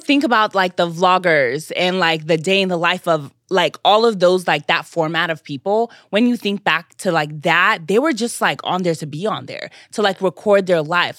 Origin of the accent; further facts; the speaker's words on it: Nigeria; I'm Nigerian